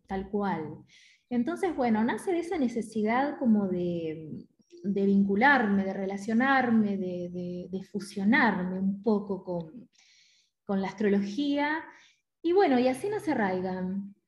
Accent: Mar del Plata, Buenos Aires Province, Argentina; yo soy de Mar del Plata

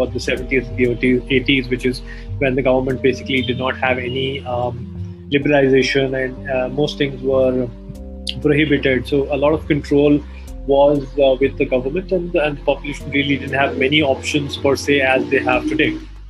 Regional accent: Kuwait; born there; I was born in Kuwait in the 70s.

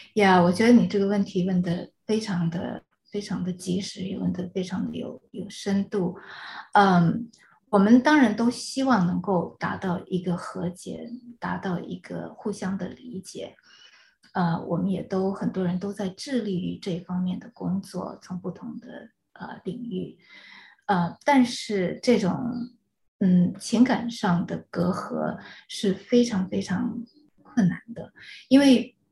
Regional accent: China; first language Chinese; moved away as an adult; now in United States; 你知道我是大陆长大的，然嗯。后直接从大陆过来

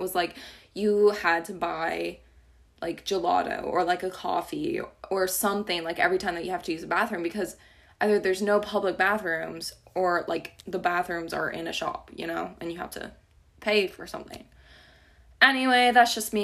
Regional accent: United States

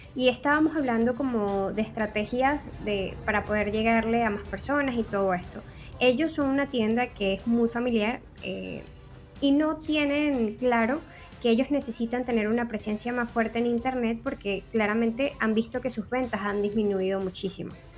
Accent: Venezuela; moved away as an adult; now in Spain; soy una fotógrafa venezolana tengo dos años viviendo en España

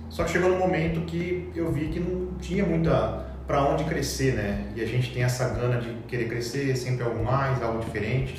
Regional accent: Cuiabá, Mato Grosso, Brazil; fiz na UFMT em Cuiabá, e, que é a terra na onde eu fui criado

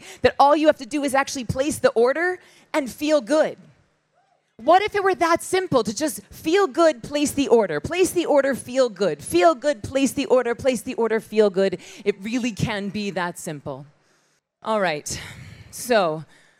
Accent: Tallahassee, Florida, United States; moved away; I was born in Tallahassee, Florida, which is 7 minutes from the Georgia line. And I grew up with a bunch of sweaty dudes in a church

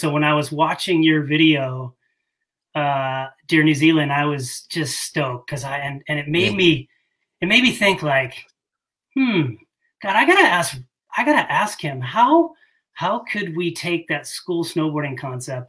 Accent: Bay Area, California, United States; I grew up in the Bay Area of California, grew up going to Tahoe

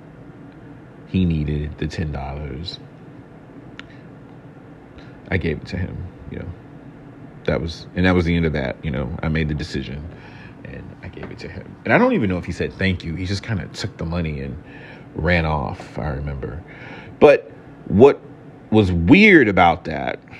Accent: Houston, Texas, United States; moved away; also born or lived in Atlanta, Georgia; I was raised in Houston, Texas, my childhood anyway

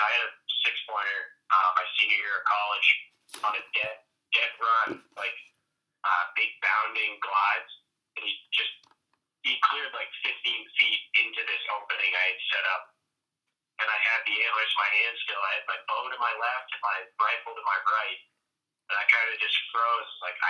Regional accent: Jackman, Maine, United States; Yep, so I grew up in Jackman.

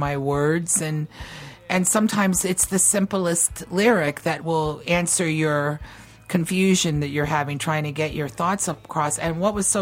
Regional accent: the South, United States; I grew up in the South too. You start working really young down here

